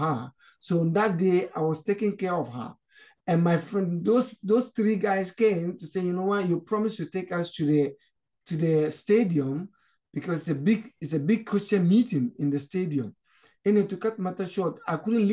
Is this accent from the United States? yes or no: no; Ghana; moved away as an adult; also born or lived in Nigeria; now in Canada; I was actually born in Nigeria. I'm originally from Ghana. My parents came from Ghana, but originally I was born in Nigeria. So, and my parents moved back to Ghana. So when I grew up, I wanted to go back to where I was born in Nigeria